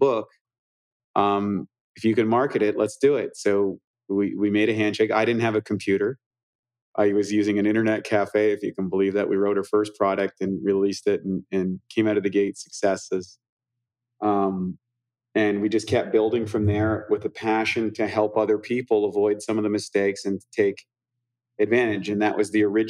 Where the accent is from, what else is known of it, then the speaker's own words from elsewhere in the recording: New Brunswick, Canada; moved away; also born or lived in Vancouver; grew up literally on the opposite sides of the river in New Brunswick. He grew up in the French area. I grew up in the English area